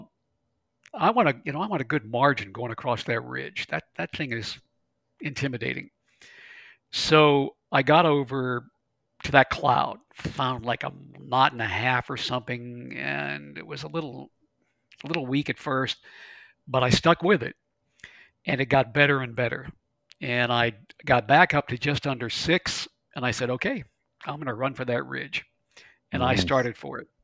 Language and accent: English; Western Pennsylvania, United States; I'm from Western Pennsylvania